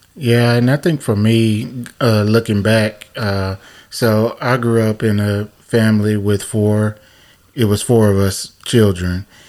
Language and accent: English; the South, United States; we're from the South, and and you know, Southern Black families